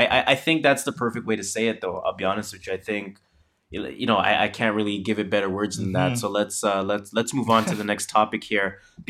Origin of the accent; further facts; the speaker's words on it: Toronto, Ontario, Canada; and that is how we're from Toronto.